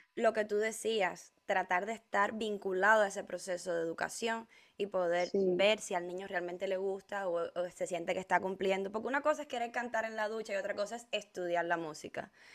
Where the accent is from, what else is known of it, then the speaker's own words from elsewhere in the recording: Cuba; La primera vez que yo salí de Cuba fue a Argentina